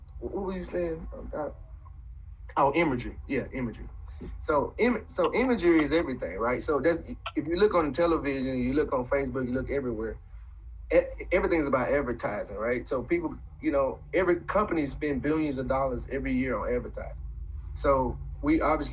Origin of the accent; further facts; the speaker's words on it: Indianola, Mississippi, United States; I grew up in Indianola, another small town in the Delta, in the 80s and 90s